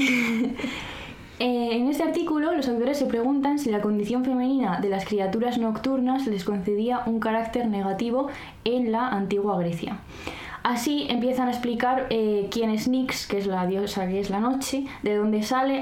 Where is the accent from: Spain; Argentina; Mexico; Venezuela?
Spain; Arnedillo, La Rioja; yo soy de Arnedilla, entonces soy ratón de campo